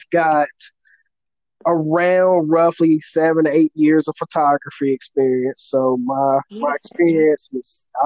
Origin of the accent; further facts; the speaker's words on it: the South, United States; accent: country fried; I just happen to be born and raised in the South